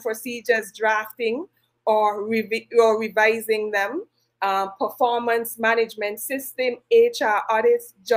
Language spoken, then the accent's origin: English; St. Kitts & Nevis; I am from the Federation of St. Kitts and Nevis